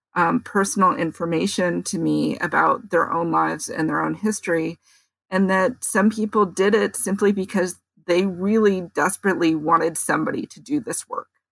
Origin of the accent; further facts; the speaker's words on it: San Francisco, California, United States; also born or lived in Daly City; I grew up in San Francisco